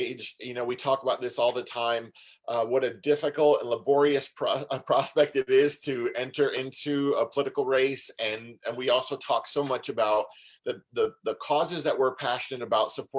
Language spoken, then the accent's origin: English; Syracuse, New York, United States; I grew up in Syracuse, New York, and I grew up in a fairly traditional Italian Roman Catholic family